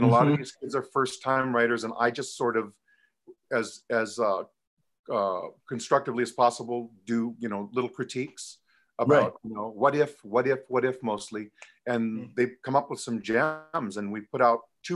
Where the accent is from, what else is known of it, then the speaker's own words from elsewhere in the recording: Hawaii, United States; moved away; I was from Hawaii, and I was always taught you treat your, you know, calabash or your adopted relatives the same way you do your blood relatives